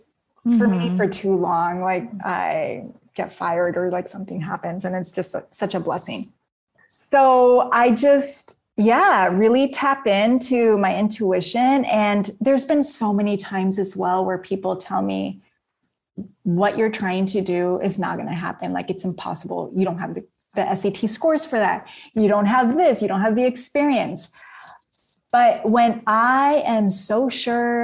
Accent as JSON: {"language": "English", "town": "Napa", "region": "California", "country": "United States", "said": "I'm from Napa"}